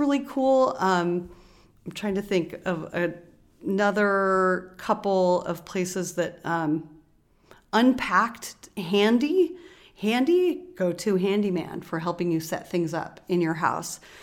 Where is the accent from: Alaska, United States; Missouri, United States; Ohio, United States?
Alaska, United States; also born or lived in Bay Area, California; now in Oakland, United States; I grew up in Alaska